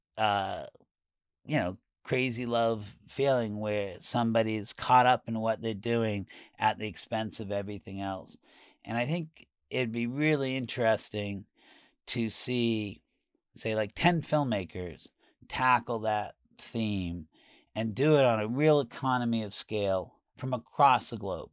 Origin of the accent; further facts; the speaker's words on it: New York, United States; moved away as an adult; also born or lived in San Francisco / Los Angeles; for me as a New Yorker